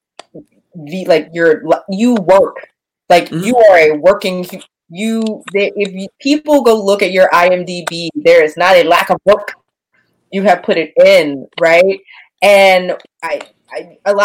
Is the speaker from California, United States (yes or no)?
no; Louisiana, United States; I'm from Louisiana